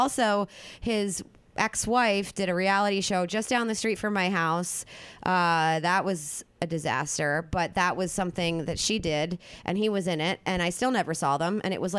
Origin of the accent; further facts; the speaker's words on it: outside of Philadelphia, Pennsylvania, United States; accent: South Jersey Philly; moved away as an adult; also born or lived in Carmel, California; now in Los Angeles, United States; I've never actually lived in a city. I've always lived like outside of a big city. You know, I grew up outside of Philadelphia.